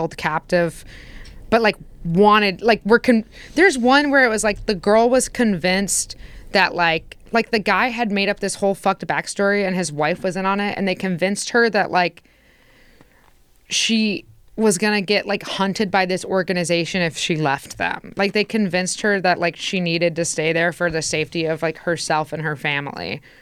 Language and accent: English; Indiana, United States; moved away; growing up in Indiana